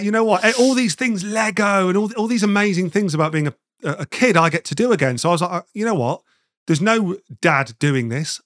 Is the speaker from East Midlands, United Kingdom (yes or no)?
yes; Nottingham, East Midlands, United Kingdom; moved away as an adult; also born or lived in London; I'm originally from Nottingham, and I'd moved down to London